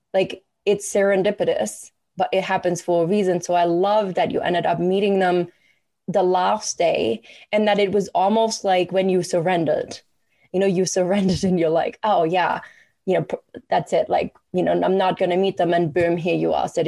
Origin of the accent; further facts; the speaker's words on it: Germany; moved away as an adult; now in Canada; I have lived the same amount of time in Canada than I did growing up in Germany